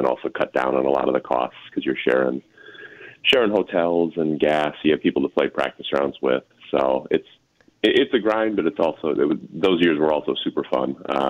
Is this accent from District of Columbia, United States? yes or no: no; Arlington Heights, Illinois, United States; now in California, United States; Yeah, got started over at Twin Lakes over in Palatine with the junior program over there.